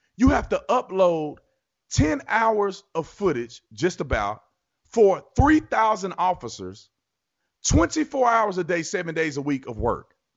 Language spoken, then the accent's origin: English; Texas, United States; I grew up in Texas.